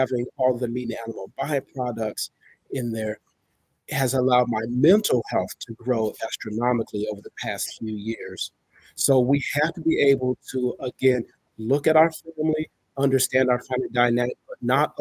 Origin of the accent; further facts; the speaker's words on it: California, United States; now in South Carolina, United States; I'm from California, but I live in the South right now, South Carolina to be exact